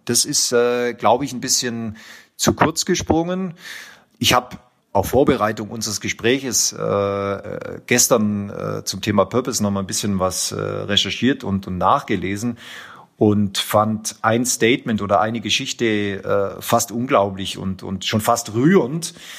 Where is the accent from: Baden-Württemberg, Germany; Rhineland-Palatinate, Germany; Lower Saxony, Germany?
Baden-Württemberg, Germany; Tettnang; aus Tettnang, also aus meiner Heimat, äh, sprich 20 Kilometer vom, vom Bodensee entfernt